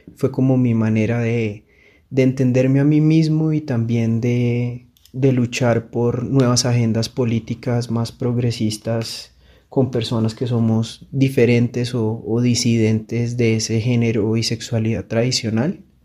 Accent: Girón, Santander, Colombia; now in Bogotá, Colombia; Nací en Girón, Santander y vivo en Bogotá con mi esposa y con mis dos gatos

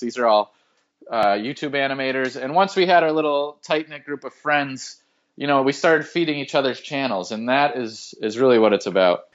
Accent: Massachusetts, United States; I grew up in Massachusetts

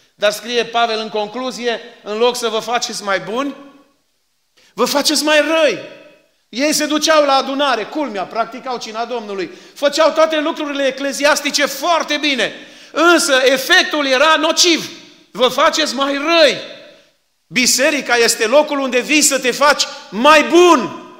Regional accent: Suciu de Jos, Maramureș County, Romania; now in Phoenix, United States; acolo am crescut și nu îmi pare rău că am crescut acolo

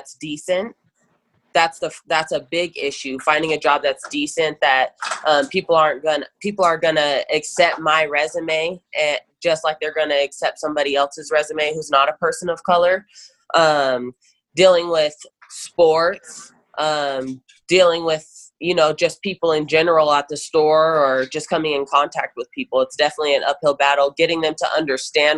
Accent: Douglas County, Nevada, United States; growing up here and in Douglas County

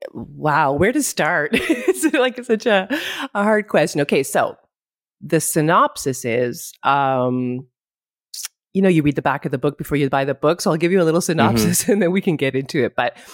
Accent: Ottawa, Ontario, Canada; moved away as an adult; now in Greece; I'm in Greece. I live here. I'm Canadian. I'm from Ottawa, but I live in Greece. I've lived here, oh my God, for like 28 years or something crazy like that.

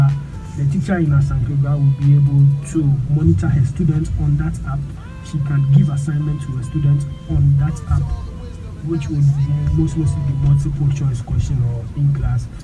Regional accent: Ghana; I grew up in Butakari

